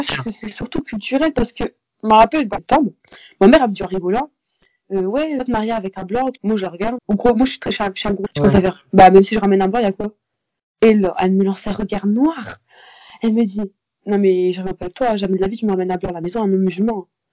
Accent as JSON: {"language": "French", "area": "near Lille", "region": "Hauts-de-France", "country": "France", "tie": "born or raised there", "said": "j'habite autour de Lille, donc euh, j'étais vraiment dans une petite ville, le collège n'était pas hyper grand"}